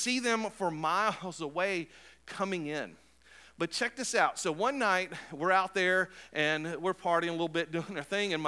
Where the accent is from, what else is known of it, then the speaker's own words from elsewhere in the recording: Cape Coral, Florida, United States; I was born in Florida, raised mostly in Florida, and I was living in a place called Cape Coral